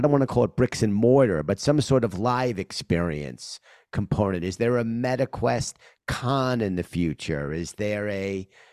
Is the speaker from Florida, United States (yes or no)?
no; New York, United States; as a New Yorker